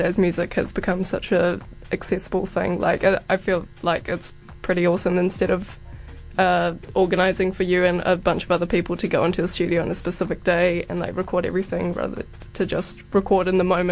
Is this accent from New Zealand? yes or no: yes; New Zealand; being a New Zealander, or both of us being New Zealanders